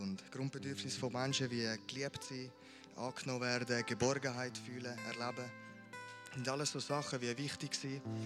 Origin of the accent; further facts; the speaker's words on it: Amriswil, Thurgau, Switzerland; Ich bin hier aufgewachsen in Amriswil in einer super Family.